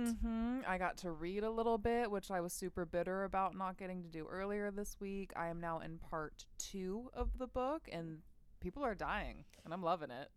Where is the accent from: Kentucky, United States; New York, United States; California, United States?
California, United States; Bay Area; growing up in the Bay Area